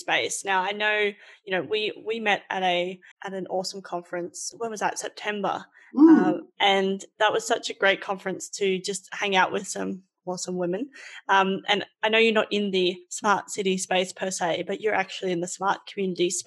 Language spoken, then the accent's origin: English; Roma, Queensland, Australia; moved away; I'm from Roma originally